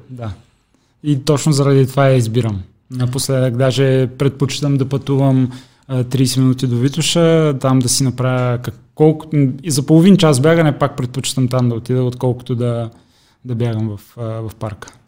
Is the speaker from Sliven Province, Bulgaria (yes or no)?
yes; Sliven, Sliven Province, Bulgaria; moved away as an adult; now in Sofia, Bulgaria; Аз съм от, от Сливен